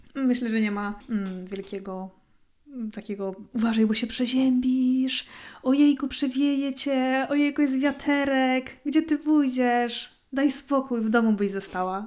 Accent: Poland; moved away as an adult; now in Sweden

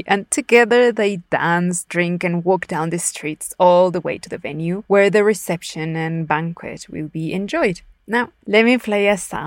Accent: Puebla, Mexico; my home state of Puebla

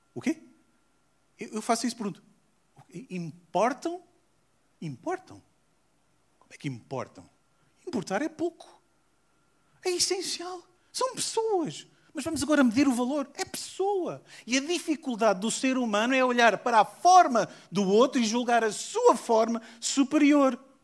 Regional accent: South Africa; moved away; also born or lived in Portugal; Eu nasci na África do Sul.

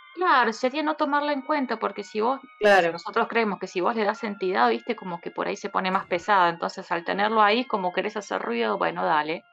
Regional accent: Buenos Aires, Argentina; moved away as an adult; now in Córdoba, Argentina; vivo en Córdoba Capital hace 9 eh, soy de Buenos Aires

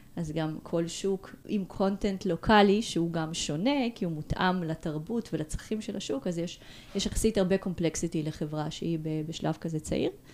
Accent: Ashdod, Southern District, Israel; moved away as an adult; also born or lived in Moldova / Tel Aviv, Israel; now in Barcelona, Spain; נולדתי במולדובה. עליתי לארץ בגיל שמונה, גדלתי באשדוד

